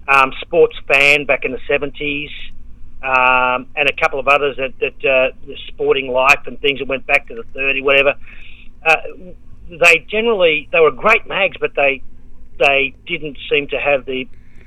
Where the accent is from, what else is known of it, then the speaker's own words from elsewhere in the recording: Sydney, New South Wales, Australia; now in Melbourne, Australia; Yeah, well, I went to Sydney when I was eight, and when I first went up there, it was amazing how different the world is now.